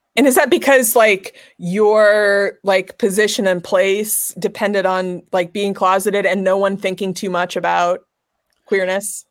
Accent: Nebraska, United States; moved away as an adult; now in Los Angeles, United States; I grew up in Nebraska

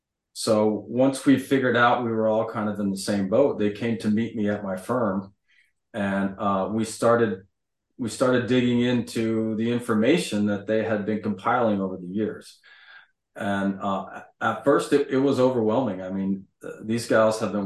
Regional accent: Kansas City, Missouri, United States; moved away; also born or lived in Rhode Island / Texas; I was raised in Kansas City, Missouri by a mother from New England.

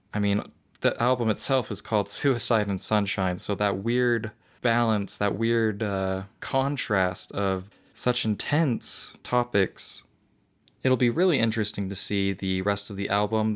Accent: Utah, United States; my home state

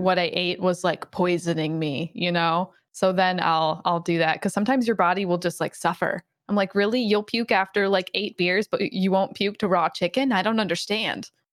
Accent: Michigan, United States; I'm from Michigan

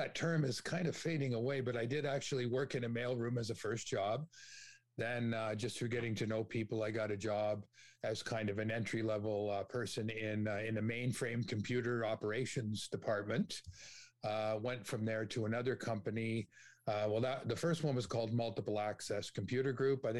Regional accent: Toronto, Ontario, Canada; grew up in Scarborough

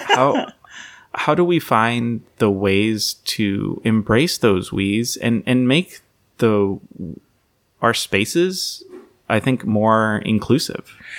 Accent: Saint Paul, Minnesota, United States; also born or lived in Columbus, Ohio / Nazareth (ancestry); I remember growing up in Minnesota

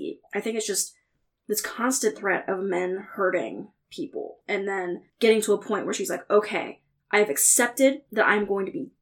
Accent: Ohio, United States; as a Ohioan

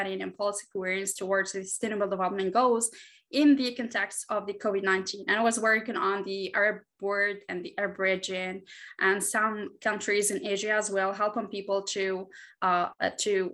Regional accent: Tunisia; moved away as an adult; also born or lived in Washington, D.C.; now in Doha, Qatar; I'm a Presidential Precinct alumna, and I'm from Tunisia

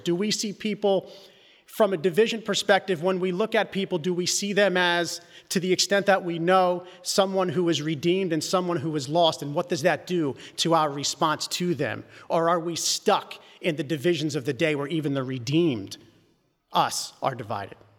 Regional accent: Philadelphia, Pennsylvania, United States; I grew up in Northeast Philly

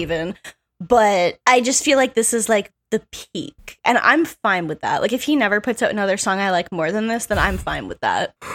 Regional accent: Canada; I'm a Canadian person

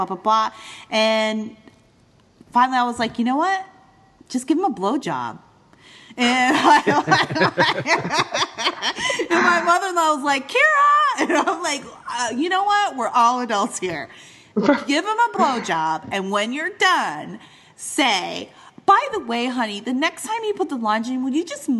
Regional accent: Eastern Canada, Canada; moved away as an adult; also born or lived in Midwest, United States; now in United States; growing up in Eastern Canada

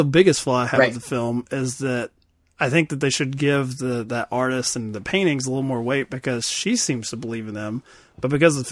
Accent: Kentucky, United States; I'm from Kentucky

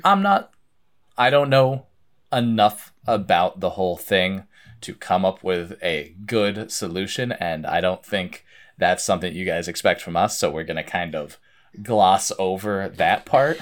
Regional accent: Vermont, United States; I grew up in Vermont

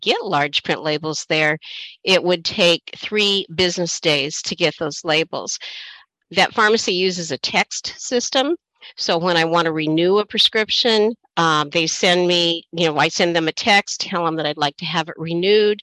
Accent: Oregon, United States; now in Washington, United States; I'm originally from Oregon.

